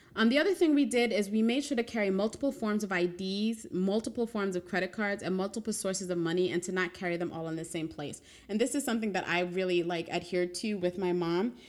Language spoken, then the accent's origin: English; New York, United States; as a New Yorker